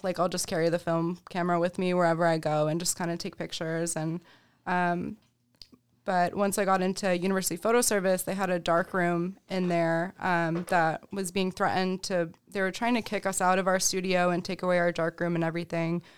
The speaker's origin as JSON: {"language": "English", "town": "Rochester", "region": "New York", "country": "United States", "tie": "born or raised there", "also_born_or_lived": "Albany, New York", "said": "Rochester, born and raised. I grew up over in Henrietta"}